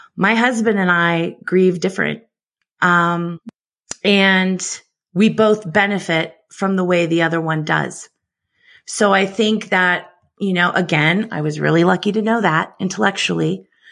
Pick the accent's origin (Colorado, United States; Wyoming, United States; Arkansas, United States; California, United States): California, United States; San Francisco; I grew up in San Francisco